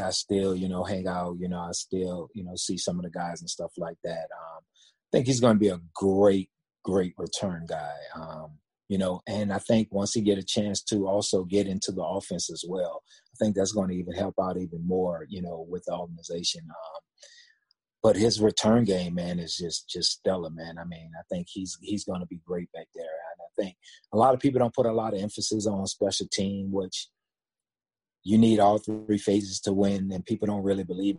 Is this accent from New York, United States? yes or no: no; New Orleans, Louisiana, United States; I'm from New Orleans